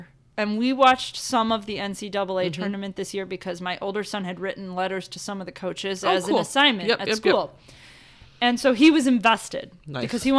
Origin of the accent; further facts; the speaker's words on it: Chicago, Illinois, United States; we grew up on the South Side